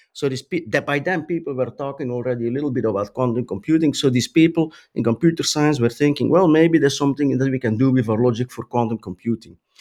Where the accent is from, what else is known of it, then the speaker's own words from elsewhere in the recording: Flanders, Belgium; also born or lived in Brussels; I grew up in a town in Belgium